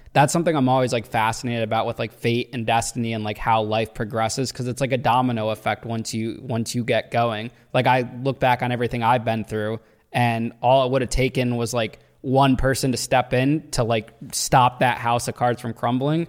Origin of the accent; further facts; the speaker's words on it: Danbury, Connecticut, United States; I'm from Danbury